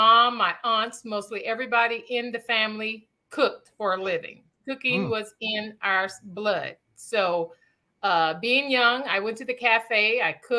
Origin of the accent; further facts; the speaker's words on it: Louisiana, United States; now in Houston, United States; we grew up in Louisiana eating crawfish